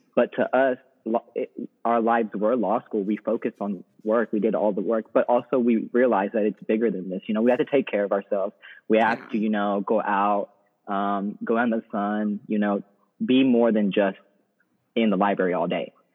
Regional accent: Texas, United States; moved away as an adult; now in New Orleans, United States; I'm originally from Texas

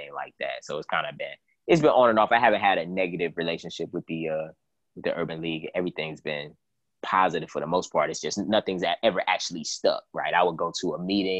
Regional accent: Cleveland, Ohio, United States; my hometown of Cleveland, Ohio.

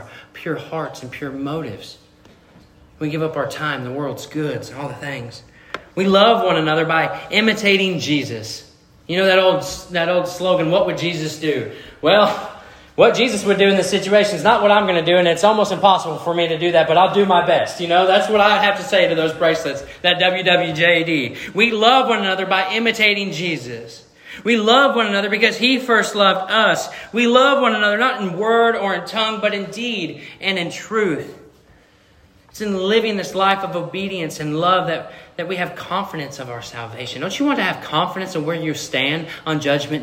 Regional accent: Missouri, United States; I'm from Missouri. I'm from the show me state

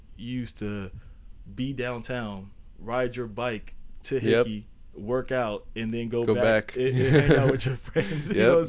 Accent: Sacramento, California, United States; born and raised in Sacramento.

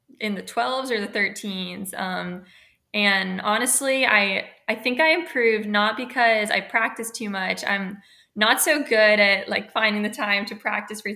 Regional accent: Charleston, South Carolina, United States; moved away as an adult; now in Annapolis, United States; I'm from Charleston, South Carolina, and I graduated in 2017. So I went to a high school in North Charleston

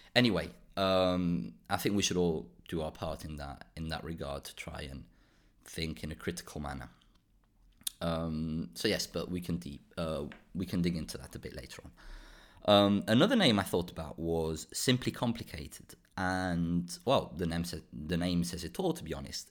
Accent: Spain; also born or lived in Portugal / Belgium / United Kingdom; now in Brussels, Belgium; I grew up in Spain, I moved to Portugal, and I've been now in Belgium for around ten years

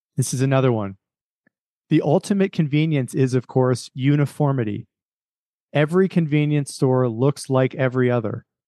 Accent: United States; as an American

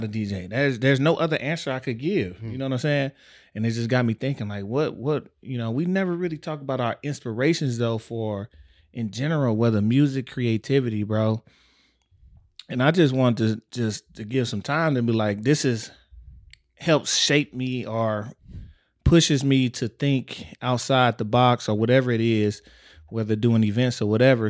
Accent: Texas, United States; I grew up in Texas

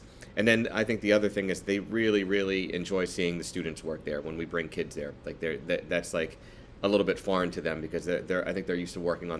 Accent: East Coast, United States; And it really kind of opened up my palate to things that I just hadn't tried, you know, growing up on the East Coast.

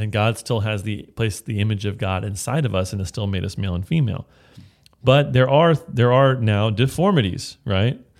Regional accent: Bay Area, California, United States; I'm from the Bay of California

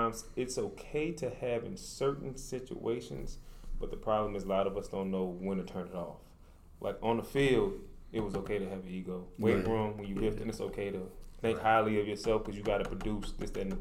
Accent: New Orleans, Louisiana, United States; now in Dallas, United States; originally from New Orleans, Louisiana, residing in Dallas, Texas right now

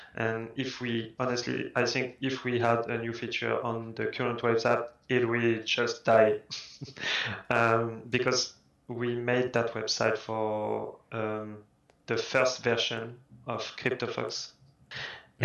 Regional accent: France; English is a second language; I'm French and English is not my my first language

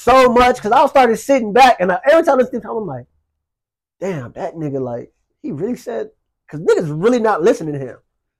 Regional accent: Long Beach, California, United States; I grew up in Long Beach.

